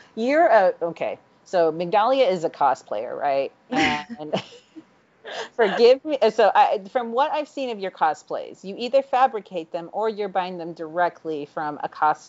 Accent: Florida, United States; I am from Florida

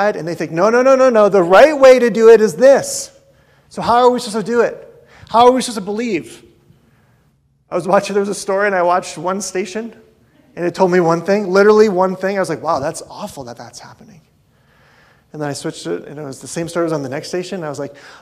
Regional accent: North Dakota, United States; moved away; I grew up in North Dakota.

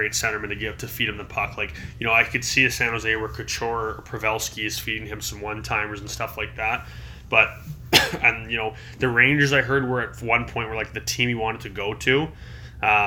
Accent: Toronto, Ontario, Canada; growing up in Toronto

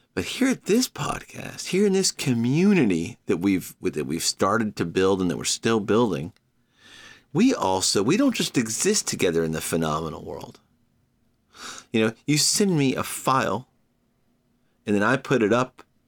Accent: United States

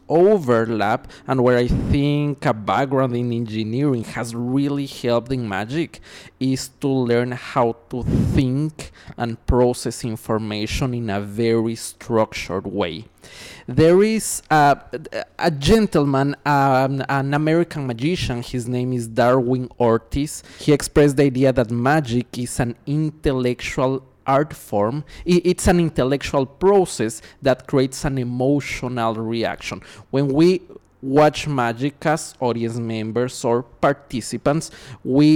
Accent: Ecuador; now in Los Angeles, United States; I was born and raised in Ecuador. Nowadays I'm based in Los Angeles.

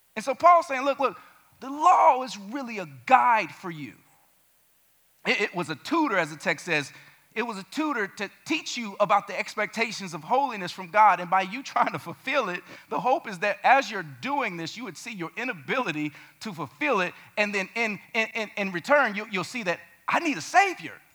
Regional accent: Gary, Indiana, United States; Growing up in Gary, Indiana, murder capital of the world when I was there in the 90s

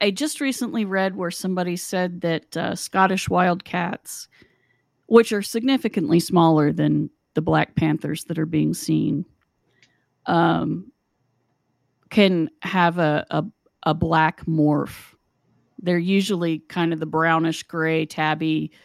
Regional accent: West Virginia, United States; my home state of West Virginia

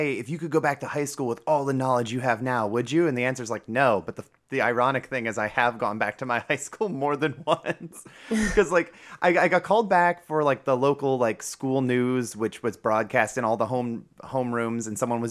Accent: Cleveland, Ohio, United States; and my hometown of Cleveland does not get that kind of treatment.

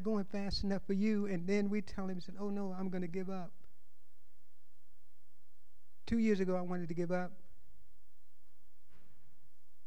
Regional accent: Louisiana, United States; moved away as an adult; now in California, United States; I was born in Louisiana

